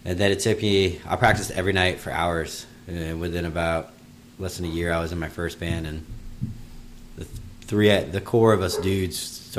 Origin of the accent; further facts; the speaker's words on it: western Virginia, United States; now in Florida, United States; Virginia, in the western part of Virginia, but not West Virginia